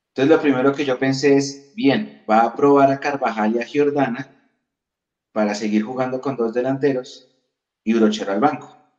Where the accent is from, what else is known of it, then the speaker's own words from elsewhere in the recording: Bogotá, Colombia; Yo nací en otro país, pero tengo mi cédula de ciudadanía. Yo soy colombiano